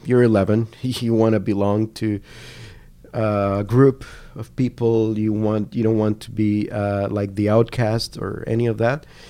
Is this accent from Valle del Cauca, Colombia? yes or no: yes; Cali, Valle del Cauca, Colombia; English is a second language; moved away as an adult; also born or lived in Washington State / Canada; I'm from Cali